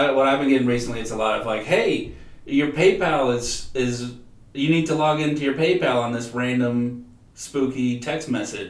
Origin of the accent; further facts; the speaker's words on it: Minneapolis, Minnesota, United States; We are Minneapolis natives.